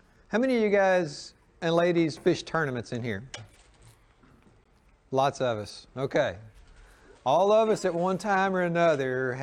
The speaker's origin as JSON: {"language": "English", "region": "the South", "country": "United States", "tie": "born or raised there", "said": "Growing up in the South"}